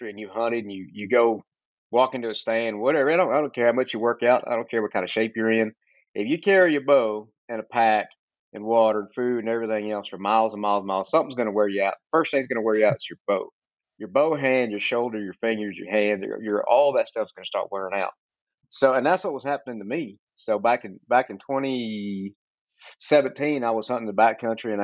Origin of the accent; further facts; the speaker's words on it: Central Texas, United States; I'm from Texas, Central Texas, born and raised